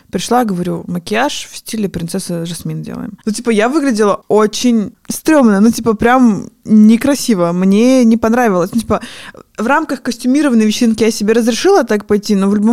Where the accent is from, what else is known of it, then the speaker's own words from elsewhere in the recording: Armenia; А я не знаю, откуда такое мнение, что раз я армянка, то мне нужно делать черные брови.